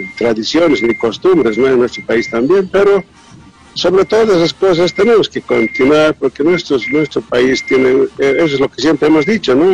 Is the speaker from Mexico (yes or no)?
no; Bolivia; somos ñeques